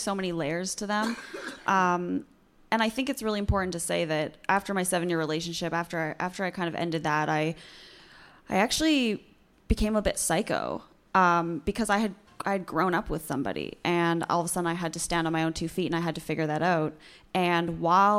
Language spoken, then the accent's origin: English; Vancouver, British Columbia, Canada; I'm from Vancouver